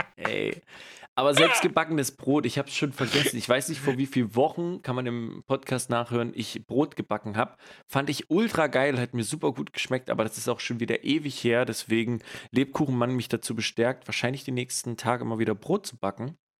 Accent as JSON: {"language": "German", "region": "East Germany", "country": "Germany", "moved": "yes", "lives_now": "West Germany", "said": "ich undercover als Ossi hier im Westen bin"}